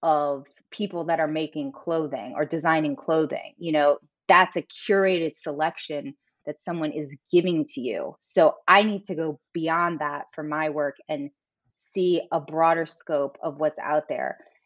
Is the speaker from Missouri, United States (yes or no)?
yes; St. Louis, Missouri, United States; I grew up in the Midwest, I grew up in St. Louis, Missouri.